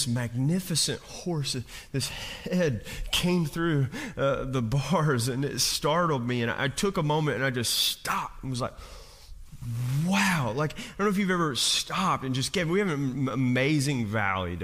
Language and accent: English; Kentucky, United States; I'm from Kentucky, I'm from coal mining country